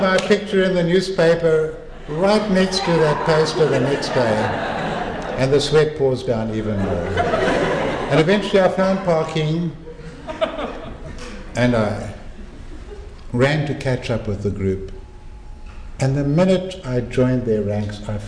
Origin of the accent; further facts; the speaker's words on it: Cape Town, Western Cape, South Africa; moved away as an adult; it's Cape Town, my hometown.